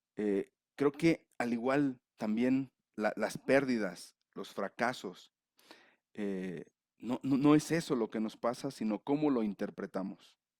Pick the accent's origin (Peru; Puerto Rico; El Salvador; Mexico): Mexico; León, Guanajuato; moved away as an adult; now in Mexico City, Mexico; Nací en León, pero estoy ahora en la Ciudad de México.